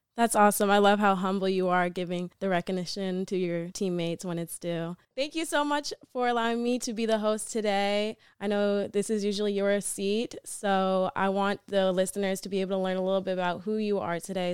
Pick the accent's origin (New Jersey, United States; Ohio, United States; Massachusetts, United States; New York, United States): Massachusetts, United States; also born or lived in Atlanta, Georgia; I moved from Atlanta to Massachusetts going into sixth grade